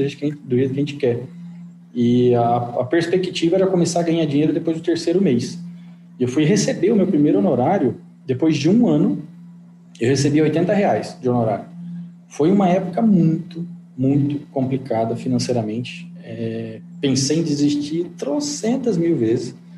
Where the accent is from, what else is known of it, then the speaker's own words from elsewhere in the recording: Engenheiro Beltrão, Paraná, Brazil; moved away as an adult; now in Maringá, Brazil; eu sou de Engenheiro Beltrão, uma cidade com 9 mil habitantes